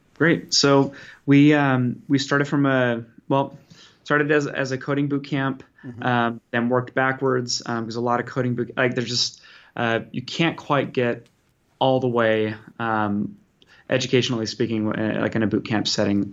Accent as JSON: {"language": "English", "region": "Utah", "country": "United States", "moved": "yes", "lives_now": "Bay Area, California, United States", "said": "I'm from originally from Utah, living in California now in the Bay Area."}